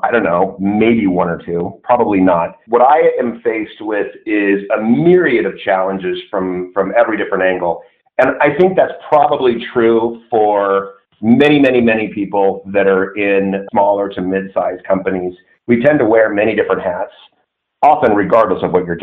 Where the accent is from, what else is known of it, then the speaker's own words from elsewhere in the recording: Southern California, United States; I grew up in Southern California